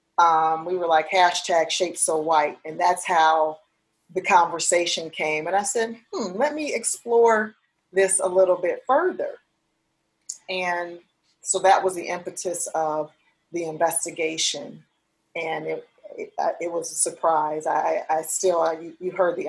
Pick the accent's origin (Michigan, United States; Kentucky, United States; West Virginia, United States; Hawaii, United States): Michigan, United States; Detroit; my experiences growing up in Detroit, Michigan